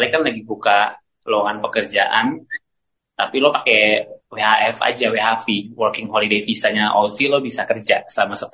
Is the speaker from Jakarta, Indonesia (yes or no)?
yes; Jakarta, Indonesia; gue dari SD udah di Jakarta jadi pas logat terusnya logat Indonesia yang benar juga gue nggak kayak ada aksen-aksen timur gitu